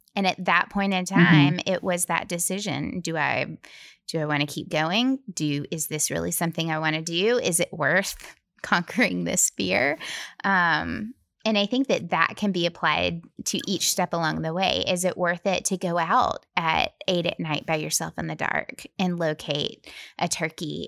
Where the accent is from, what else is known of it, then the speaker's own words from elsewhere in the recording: Tennessee, United States; We're from Tennessee